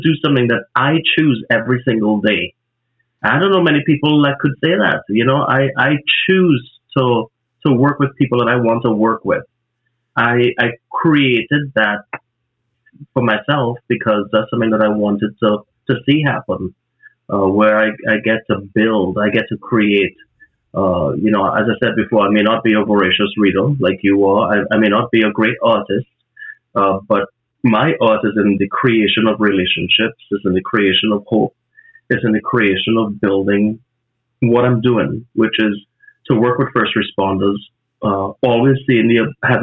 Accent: Trinidad & Tobago; moved away; from Trinidad, where I grew up in the Caribbean

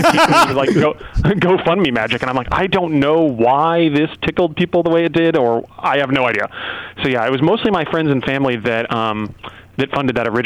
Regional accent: Arizona, United States; I'm from Arizona

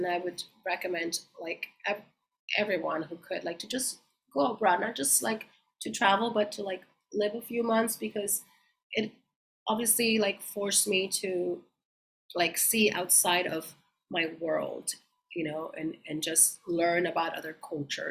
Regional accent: Mexico; also born or lived in Coachella Valley, California / London; now in San Diego, United States

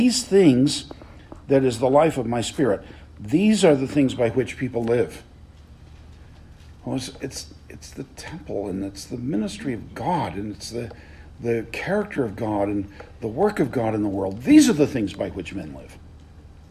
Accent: the South, Southern United States, United States; as a Southerner

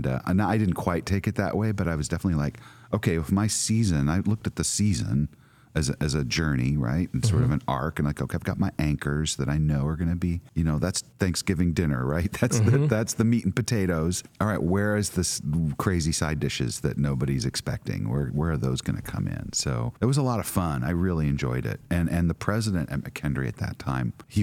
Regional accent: Midwest, United States; moved away; also born or lived in San Francisco / Lebanon, Illinois; I grew up in the Midwest

